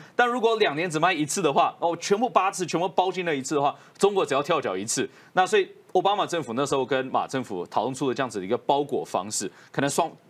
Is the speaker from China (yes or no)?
no; Taiwan; 我们台湾人